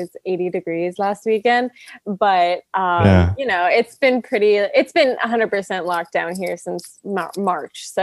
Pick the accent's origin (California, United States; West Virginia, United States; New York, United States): California, United States; Los Angeles; also born or lived in Kingston, Ontario, Canada / Nashville; I was born